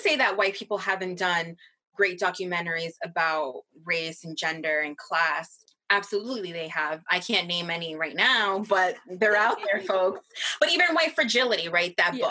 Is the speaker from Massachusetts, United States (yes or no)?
yes; Massachusetts, United States; Angel and I grew up in Massachusetts, one of the whitest towns, excuse me, states in the country.